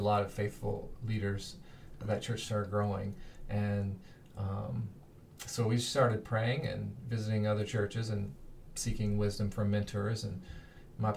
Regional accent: Kentucky, United States; the little kid growing up in Kentucky

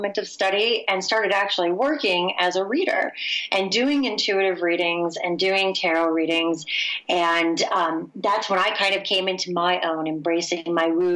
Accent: Michigan, United States; I'm from the Midwest, in Michigan specifically, where the term meditation is not oft heard

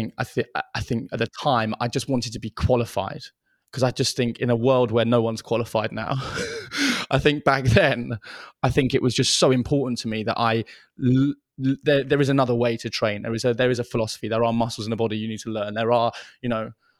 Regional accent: London, United Kingdom; also born or lived in Bolton; I grew up in London

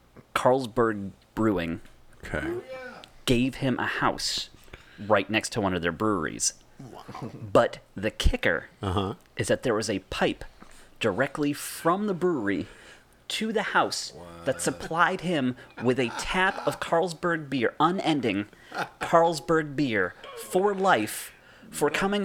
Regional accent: Massachusetts, United States; I'm telling you, I'm from Massachusetts.

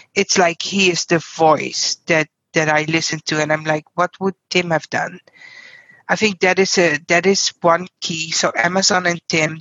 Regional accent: Netherlands; English is a second language; moved away as an adult; now in United States; I'm originally from the Netherlands

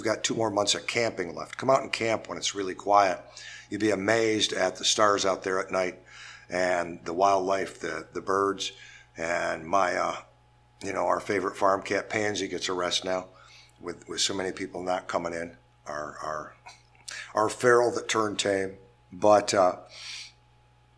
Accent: Kalamazoo, Michigan, United States; also born or lived in Detroit area, Michigan / New Orleans, Louisiana; now in Buffalo, United States; I was born and raised in Kalamazoo, Michigan, Comstock, and then moved over to the Detroit area

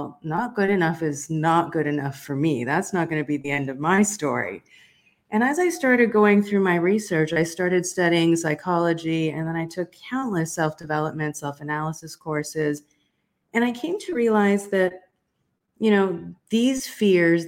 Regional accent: South Africa; I was born in South Africa during apartheid

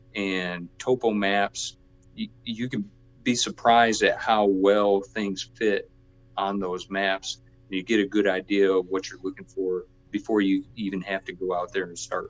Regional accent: Michigan, United States; growing up in Michigan, I remember, you know, going through cornfields with my dad and finding section corners

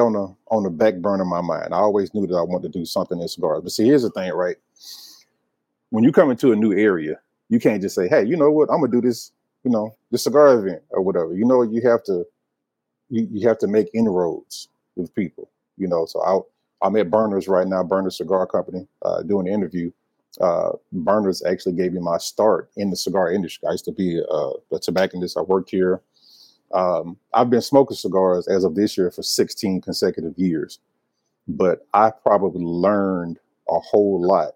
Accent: Alabama, United States; also born or lived in Georgia / Nashville, Tennessee; now in Charlotte, United States; So I was born in Georgia. I was raised in Alabama.

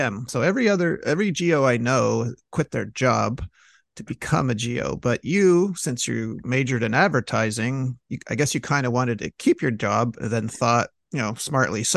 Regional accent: Montreal, Quebec, Canada; I'm from Montreal

